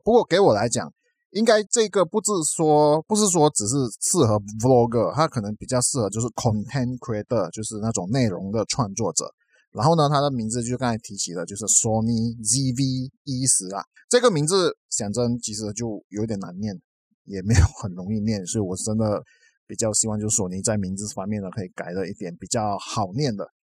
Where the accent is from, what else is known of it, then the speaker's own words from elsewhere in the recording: Malaysia; 我们马来西亚这边的那个疫情呢，都还是几万个确诊人数